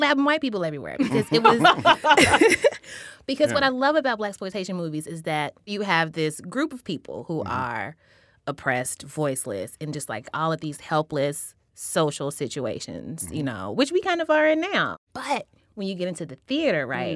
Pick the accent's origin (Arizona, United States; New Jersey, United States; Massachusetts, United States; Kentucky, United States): Kentucky, United States; Louisville; my hometown of Louisville, Kentucky